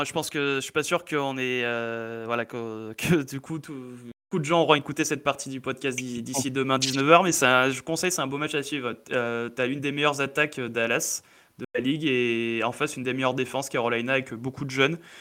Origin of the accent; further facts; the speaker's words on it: Valence, Auvergne-Rhône-Alpes, France; on est de Valence